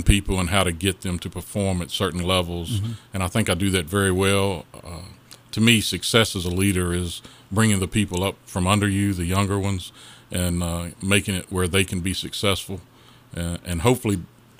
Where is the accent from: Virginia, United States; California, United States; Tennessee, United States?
Virginia, United States; Madison Heights; I'm born and bred in Madison Heights.